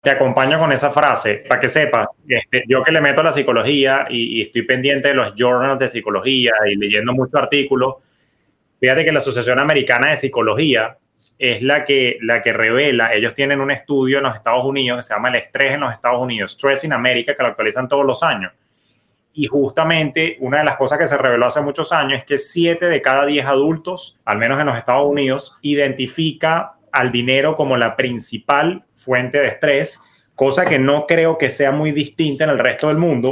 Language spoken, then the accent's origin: Spanish; Venezuela; moved away as an adult; now in United States; mi país de, origen, bellísimo Venezuela, al cual adoro